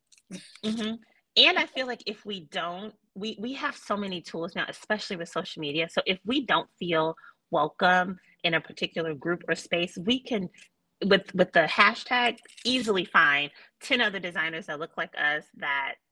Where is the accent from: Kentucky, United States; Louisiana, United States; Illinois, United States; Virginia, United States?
Illinois, United States; Chicago; I am born and raised in Chicago